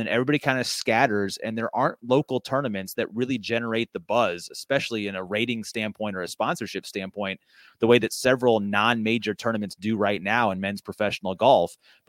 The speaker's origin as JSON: {"language": "English", "region": "Indiana", "country": "United States", "said": "I'm from Central Indiana. Open wheel racing is a religion here."}